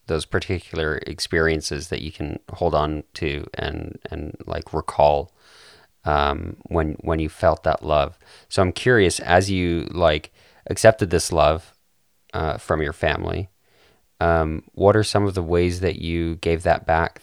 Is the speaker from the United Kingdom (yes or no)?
no; Calgary, Alberta, Canada; we're both from Calgary